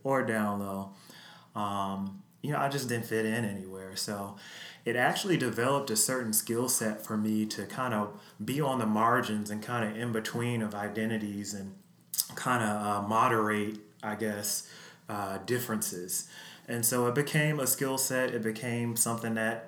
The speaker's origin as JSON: {"language": "English", "town": "Chicago", "region": "Illinois", "country": "United States", "tie": "born or raised there", "said": "I was born and raised on Chicago's South Side."}